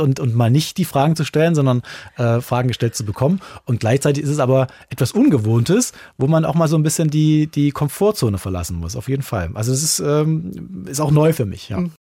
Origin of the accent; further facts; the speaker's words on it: Lichtenstein, Saxony, Germany; moved away; eine, große Verbindung da an meine Heimat und, und, und liebe mein Liechtenstein auch noch ganz sehr